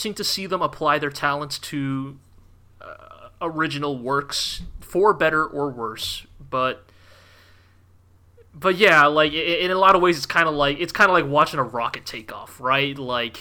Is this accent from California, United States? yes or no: yes; California, United States; I'm from California